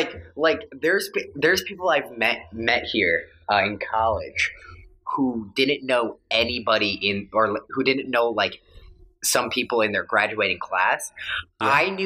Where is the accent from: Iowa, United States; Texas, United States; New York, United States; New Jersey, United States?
Iowa, United States; West Union; moved away as an adult; now in Chicago, United States; It's Fayette County, but my hometown is West Union.